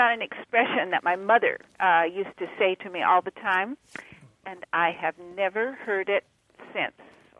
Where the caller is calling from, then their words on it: San Diego, California, United States; San Diego.